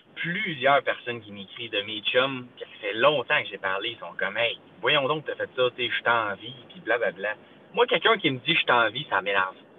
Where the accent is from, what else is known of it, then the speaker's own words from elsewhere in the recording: Quebec, Canada; moved away; je suis québécois